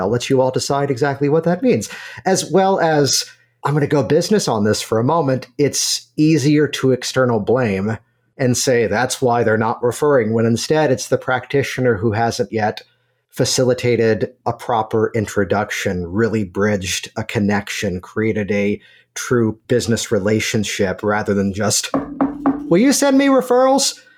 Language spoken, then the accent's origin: English; Virginia, United States; moved away; I'm originally from Virginia